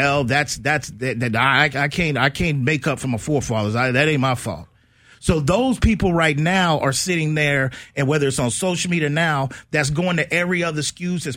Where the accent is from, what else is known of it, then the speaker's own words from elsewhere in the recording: San Antonio, Texas, United States; we born and raised in San Antonio, man. I went through Windcrest